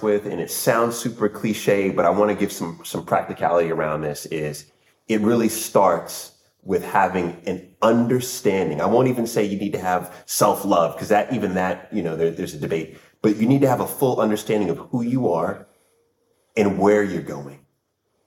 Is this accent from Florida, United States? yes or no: no; Northern Virginia, United States; moved away as an adult; also born or lived in New York / Washington, D.C.; now in London, United Kingdom; I was born in New York, right? And at a young age, my family and I moved to Northern Virginia